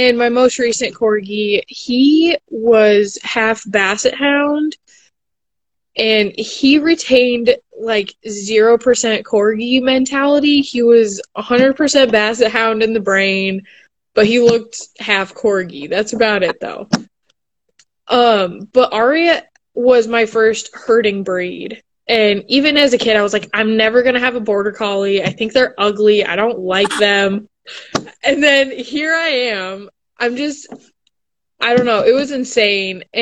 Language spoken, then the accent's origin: English; Lakewood, Colorado, United States; moved away as an adult; also born or lived in Montana; now in Kentucky, United States; I am originally from Denver. Well, right outside Denver, Lakewood, Colorado